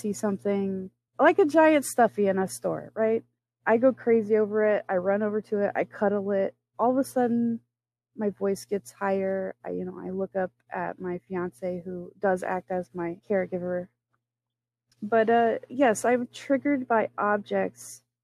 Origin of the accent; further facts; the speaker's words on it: Florida, United States; now in Michigan, United States; I am from Florida. I now live in Michigan